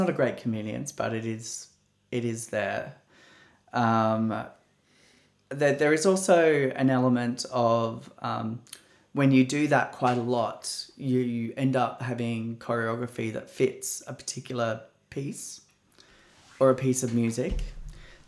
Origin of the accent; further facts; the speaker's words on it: Australia; my tradition as an Australian